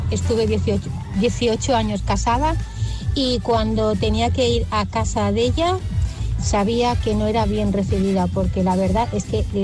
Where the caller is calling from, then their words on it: Barcelona, Catalonia, Spain; Buenos días … de Barcelona.